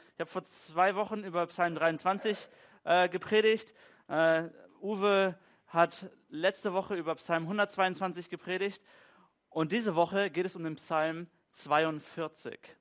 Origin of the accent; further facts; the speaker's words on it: Germany; So als typischer Deutscher in unserer deutschen Kultur